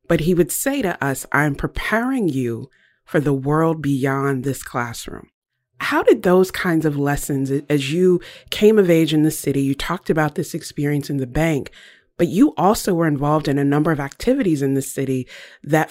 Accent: Lynchburg, Virginia, United States; you and I both grew up in Lynchburg, Virginia

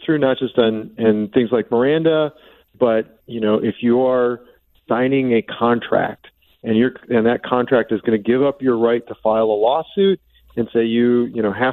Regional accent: Wisconsin, United States; I'm from Wisconsin

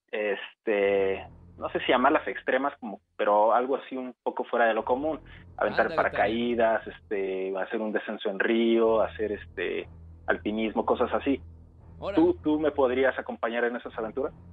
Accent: Azcapotzalco, Mexico City, Mexico; ¿De dónde soy? Ajá. Soy de Azcapotzalco.

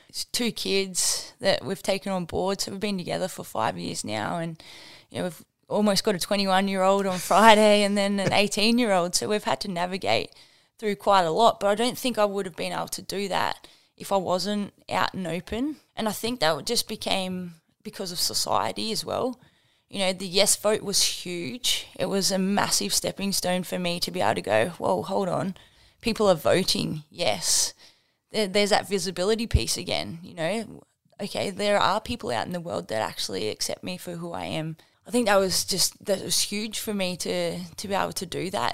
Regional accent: Batlow, New South Wales, Australia; Grew up in Battler, very small country town, uh, famous for apples.

